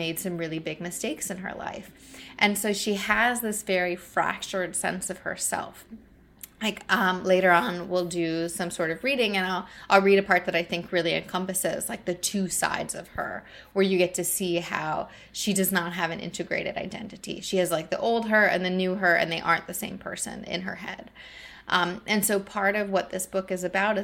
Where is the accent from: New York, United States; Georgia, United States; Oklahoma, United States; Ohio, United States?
Ohio, United States; Northwest; moved away as an adult; now in Philadelphia, United States; I grew up in Ohio. I haven't lived in Ohio, you know, since I was 22